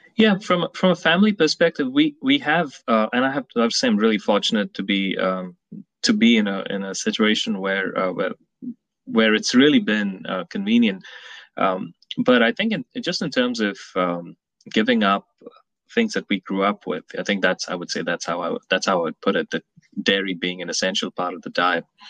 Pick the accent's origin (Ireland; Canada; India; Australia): India; Mumbai, Maharashtra; moved away as an adult; also born or lived in New York City, United States; now in Atlanta, United States; I was born in New York City. My parents were here in the 70s, and they moved back to Mumbai. And I spent a lot of my initial years in in India.